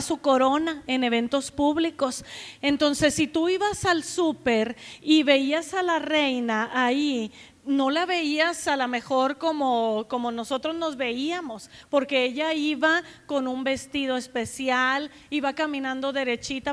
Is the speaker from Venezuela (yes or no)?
no; Nueva Rosita, Coahuila, Mexico; moved away as an adult; also born or lived in Saltillo / United States; now in Guadalajara, Mexico; Yo nací en Nueva Rosita, Coahuila